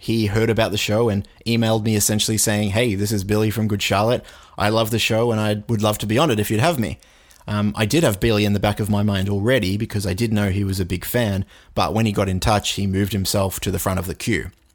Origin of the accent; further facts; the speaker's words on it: Australia; I'm Australian